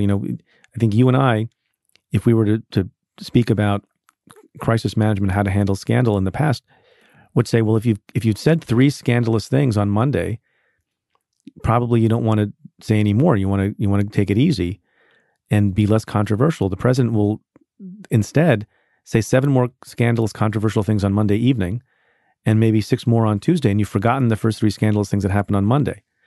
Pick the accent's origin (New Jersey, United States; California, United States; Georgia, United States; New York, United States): New York, United States